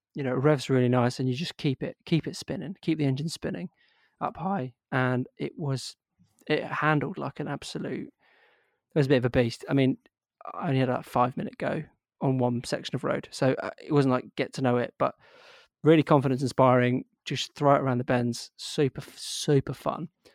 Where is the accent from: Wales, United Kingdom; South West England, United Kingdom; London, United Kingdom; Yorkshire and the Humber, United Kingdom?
Yorkshire and the Humber, United Kingdom; I'm actually was born in Yorkshire